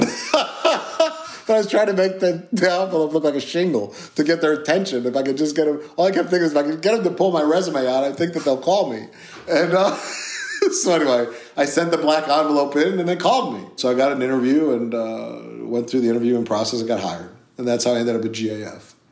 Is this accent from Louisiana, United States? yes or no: no; Chicago, Illinois, United States; I was born in Chicago. Chicago is rough. We lived on the south side of Chicago